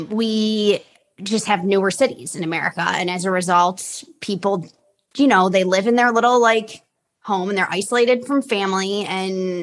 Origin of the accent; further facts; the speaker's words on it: Chicago, Illinois, United States; also born or lived in California; now in Florida, United States; I grew up in Chicago. There was a lot of gray days. I had a wonderful childhood in the suburbs of Chicago